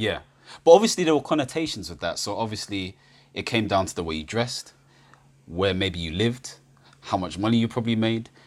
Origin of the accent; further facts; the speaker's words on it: United Kingdom; I'm Ghanaian British